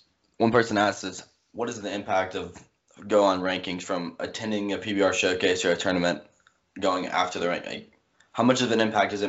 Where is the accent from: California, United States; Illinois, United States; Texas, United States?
Illinois, United States; I'm from Illinois